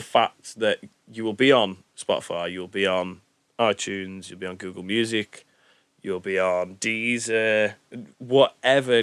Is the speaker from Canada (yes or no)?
no; Stoke-on-Trent, West Midlands, United Kingdom; we're from Stoke. We know Stoke.